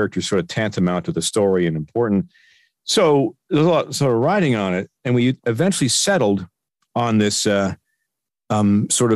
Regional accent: Peterborough, Ontario, Canada; moved away as an adult; now in Burbank, United States; my hometown of Peterborough, in Ontario

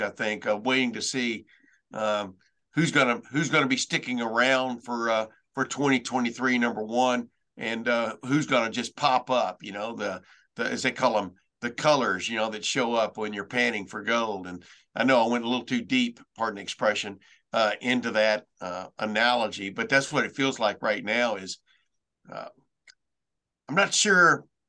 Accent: Lufkin, Texas, United States; I'm from Lufkin, Texas

